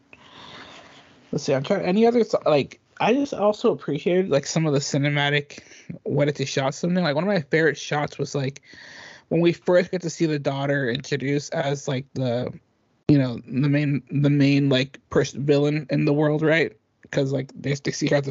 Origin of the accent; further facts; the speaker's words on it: Dublin, California, United States; moved away; I had to go to Dublin. I had to go to our hometown